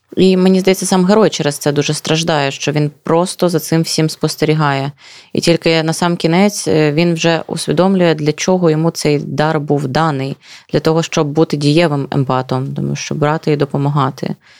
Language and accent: Ukrainian; Luhansk Oblast, Ukraine; я з Луганщини